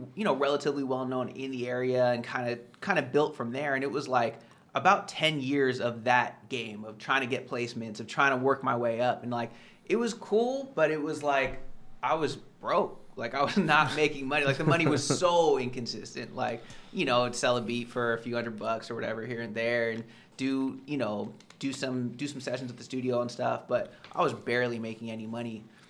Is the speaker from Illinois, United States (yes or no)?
no; California, United States; So I'm from the Bay Area, you know, near San Francisco.